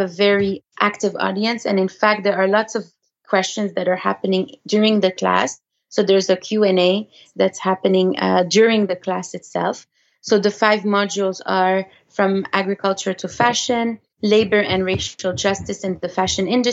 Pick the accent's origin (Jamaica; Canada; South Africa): Canada; first language French; English is a second language; now in United States; we're Canadian